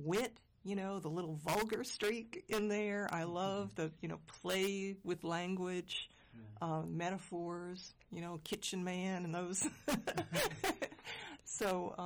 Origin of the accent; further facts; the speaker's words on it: Northeast, United States; I'm from the Northeast